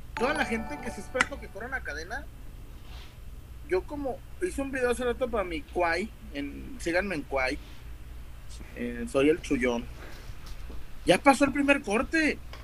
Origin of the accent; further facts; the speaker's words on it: Guadalajara, Jalisco, Mexico; somos tapatíos